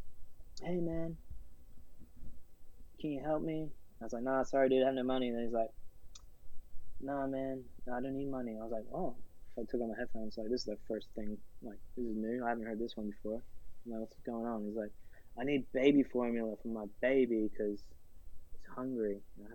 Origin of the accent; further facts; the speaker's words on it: Australia; moved away as an adult; now in New York, United States; growing up in Australia